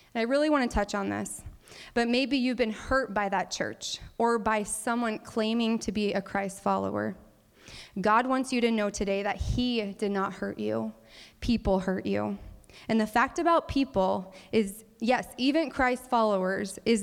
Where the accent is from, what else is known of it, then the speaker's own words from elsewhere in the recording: Cordova, Nebraska, United States; I grew up in Cordova, Nebraska, a very, very small village, yes, a village, of about 140 people in the more eastern part of the state.